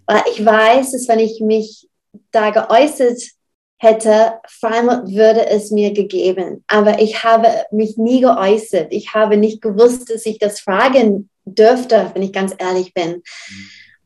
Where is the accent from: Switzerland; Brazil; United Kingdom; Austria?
United Kingdom; Burnley, North West England; German is a second language; now in Southern Germany; Ich komme aus England